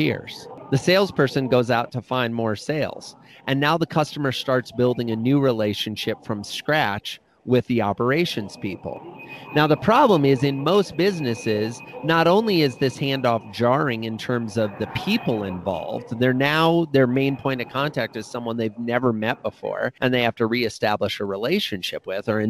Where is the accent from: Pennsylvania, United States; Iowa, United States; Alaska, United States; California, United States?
Iowa, United States; I grew up in Iowa